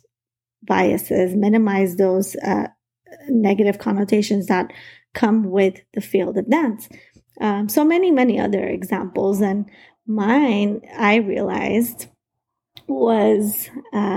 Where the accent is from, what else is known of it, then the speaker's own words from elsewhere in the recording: United States; I wasn't born in the U.S. I was 5 years old when my family immigrated here